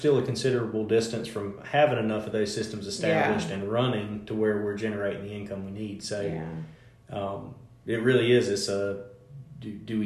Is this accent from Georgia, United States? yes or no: yes; Effingham County, Georgia, United States; now in Metter, United States; I thought I would raise my kids in my hometown